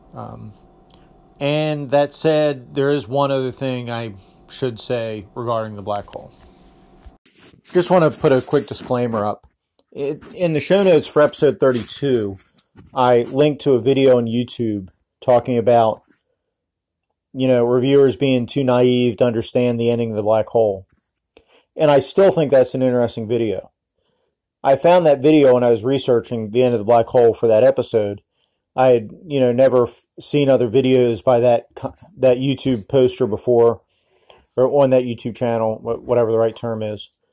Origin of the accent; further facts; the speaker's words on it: United States; I'm an American